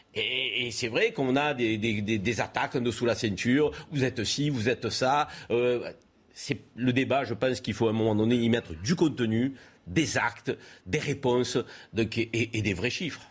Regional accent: France; en tant que Français

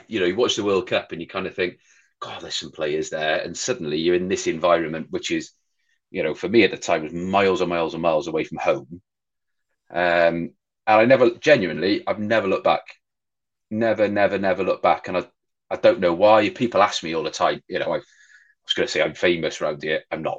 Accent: Wales, United Kingdom; And then, of course, being Welsh, Pembridge, Mark Pembridge as well.

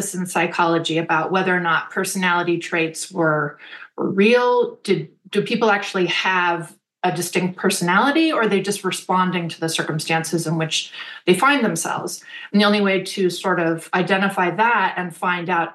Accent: Berkeley, California, United States; I grew up in Berkeley.

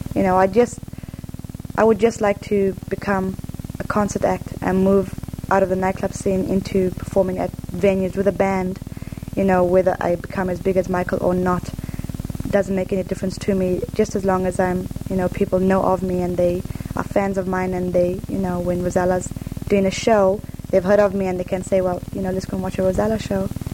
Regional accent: Zimbabwe; first language English; also born or lived in Zambia; now in London, United Kingdom; I'm Zimbabwean

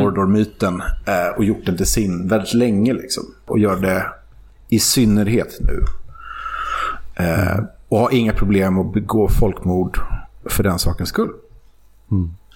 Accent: Sweden; som svensk

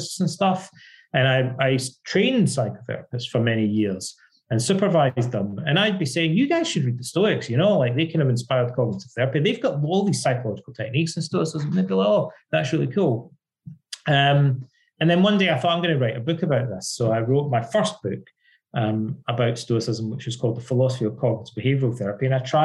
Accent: Ayr, Scotland, United Kingdom; moved away as an adult; also born or lived in Irvine, Scotland / London, England; I'm Scottish, and when I was growing up as a kid in Scotland

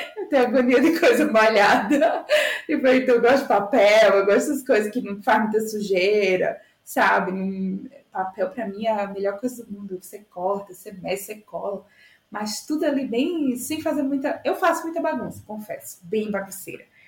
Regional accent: Itajá, Rio Grande do Norte, Brazil; moved away as an adult; also born or lived in Natal, Brazil; now in São Paulo, Brazil; eu sou de Itajá, Rio Grande do Norte

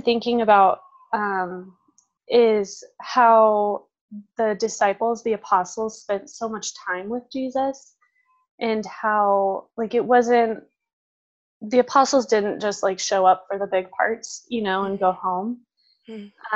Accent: San Diego, California, United States; moved away as an adult; also born or lived in Franciscan University (Steubenville, Ohio); now in Idaho, United States; I grew up in San Diego

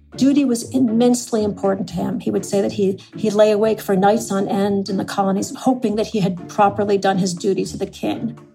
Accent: Adams, Massachusetts, United States; I'm from Adams, Massachusetts, which is named for Samuel Adams.

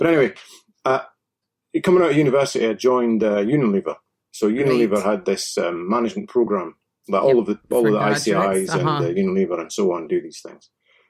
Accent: Dundee, Scotland, United Kingdom; So when I was growing up in Dundee, I had literally no idea what I fancied doing.

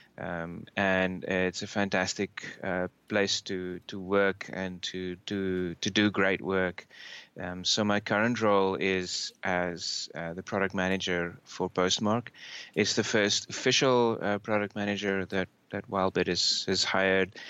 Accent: South Africa; moved away as an adult; also born or lived in Australia; now in United States; I'm uh, originally from South Africa. I grew up there, um, studied there

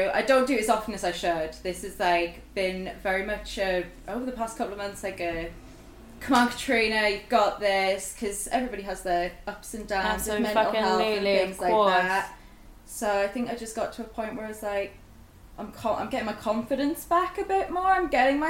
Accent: Sunderland, North East England, United Kingdom; So I'm originally from Sunderland, and I grew up there.

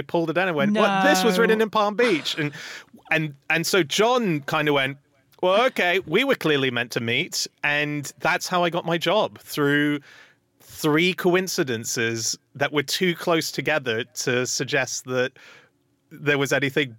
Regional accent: Hong Kong; I grew up in Hong Kong and my dream has always been, because I speak Mandarin, I've always wanted to be a stand-up in China, doing it in Chinese.

